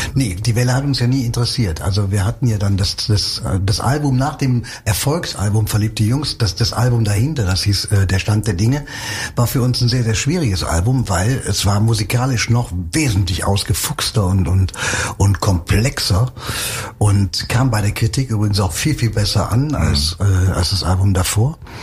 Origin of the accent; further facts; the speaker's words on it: Cologne, North Rhine-Westphalia, Germany; ich bin im Schatten der Domtürme groß geworden.